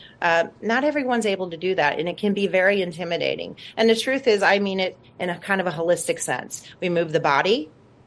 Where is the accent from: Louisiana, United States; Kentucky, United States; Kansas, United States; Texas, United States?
Louisiana, United States; New Orleans; moved away as an adult; now in California, United States; I'm from New Orleans originally